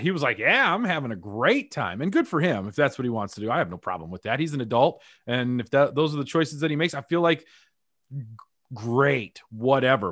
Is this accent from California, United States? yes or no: no; Greeley, Colorado, United States; born and raised in Greeley, Colorado